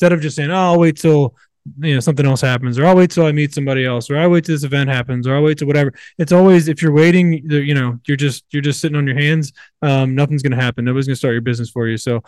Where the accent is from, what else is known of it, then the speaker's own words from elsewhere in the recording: Virginia, United States; I grew up in Virginia, in the South, in the middle of nowhere